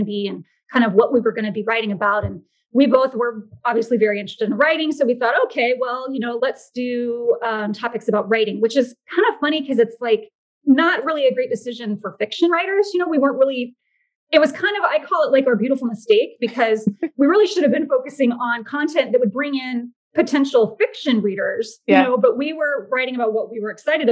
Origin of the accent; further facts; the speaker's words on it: Orlando, Florida, United States; moved away as an adult; also born or lived in Georgia / New York; Yeah, I'm actually in Florida. I was born and raised here. I was born in Orlando